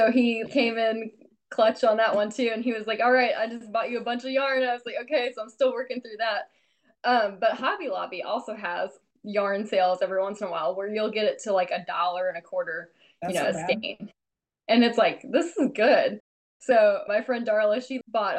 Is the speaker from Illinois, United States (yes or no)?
yes; Illinois, United States; I'm from like a rural town in Illinois